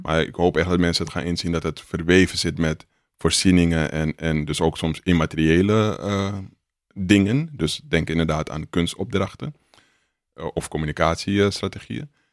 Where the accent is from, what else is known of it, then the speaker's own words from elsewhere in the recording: Amsterdam, North Holland, Netherlands; Dus ik kom uit de Belmer